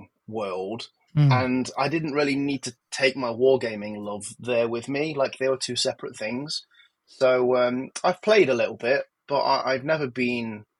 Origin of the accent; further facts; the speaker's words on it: Nottingham, East Midlands, United Kingdom; I grew up in Nottingham, and in the sort of 80s and 90s in Nottingham